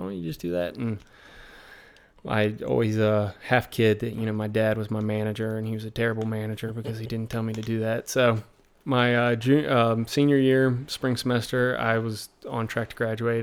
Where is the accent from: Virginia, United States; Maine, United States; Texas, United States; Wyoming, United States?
Virginia, United States; accent: American accent, Southern drawl; I'm from Virginia